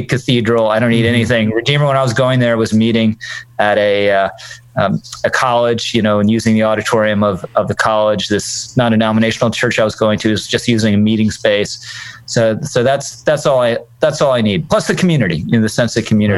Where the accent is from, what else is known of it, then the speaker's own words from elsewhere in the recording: Virginia, United States; moved away as an adult; now in New York, United States; I was originally from Virginia